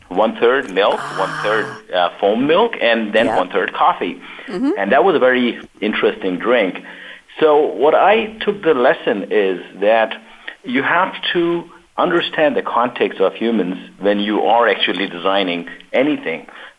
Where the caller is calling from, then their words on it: San Ramon, California, United States; So I am dialing in from San Ramon, California, which is 45 minutes north of where Naeem is and 45 minutes east of San Francisco.